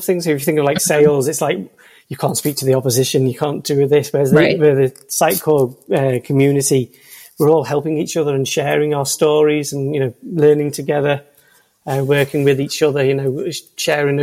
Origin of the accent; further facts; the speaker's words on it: Liverpool, North West England, United Kingdom; I'm from Liverpool, probably you can tell by the accent